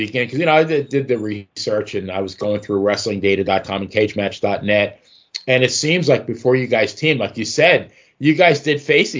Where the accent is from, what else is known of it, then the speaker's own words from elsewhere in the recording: Farmingdale, New York, United States; I grew up on Long Island, Farmingdale, Long Island